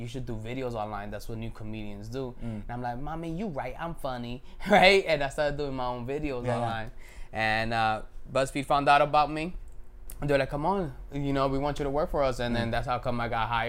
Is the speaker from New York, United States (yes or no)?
yes; New York City, New York, United States; moved away as an adult; No, I was born and raised in New York. I'm from Harlem.